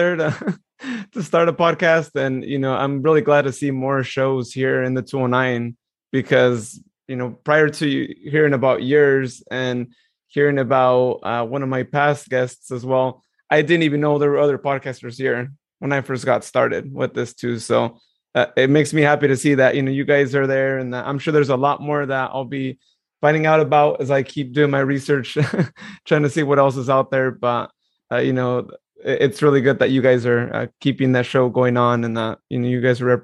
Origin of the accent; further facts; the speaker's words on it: Modesto, California, United States; I'm so proud of my hometown, being born and raised here